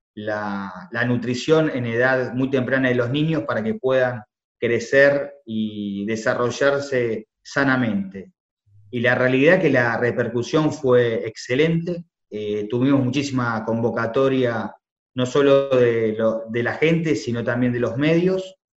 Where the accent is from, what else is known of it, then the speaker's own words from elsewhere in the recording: Argentina; como argentino